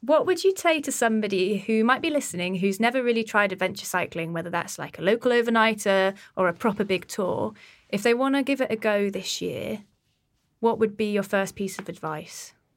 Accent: Exeter, South West England, United Kingdom; my hometown in Exeter

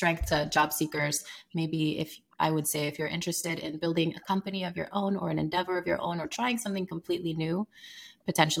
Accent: Sierra Leone; moved away as an adult; now in United States; I'm from Sierra Leone, West Africa

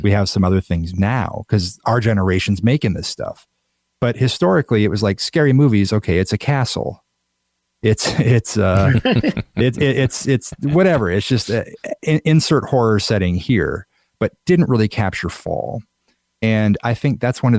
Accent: Iowa, United States; I grew up in Iowa. I still live in Iowa

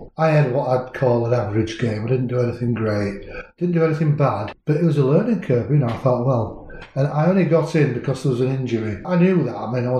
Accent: Hemsworth, Yorkshire and the Humber, United Kingdom; and I was from Hemsworth.

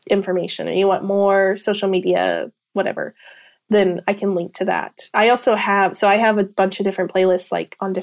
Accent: Kansas, United States; now in Georgia, United States; originally from Kansas, but I live in Georgia

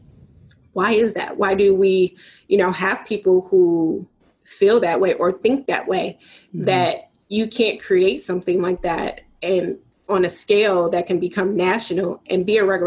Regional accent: Detroit, Michigan, United States; born and raised in Detroit

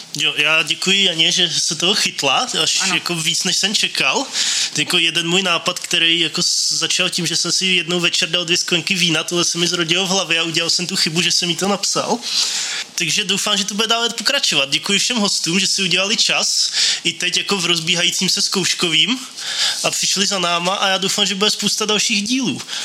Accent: České Budějovice, South Bohemian Region, Czechia; now in Brno, Czechia; já jsem náplava z Českých Budějovic

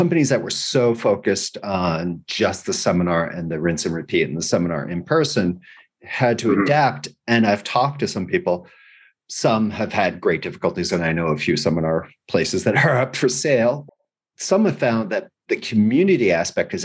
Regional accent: United States; now in Spain; I'm an American

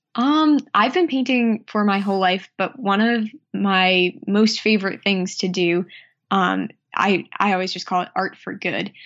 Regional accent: Worcester, Massachusetts, United States; also born or lived in Cape Cod, Massachusetts / South Shore, Massachusetts; I grew up just outside of Worcester, Massachusetts

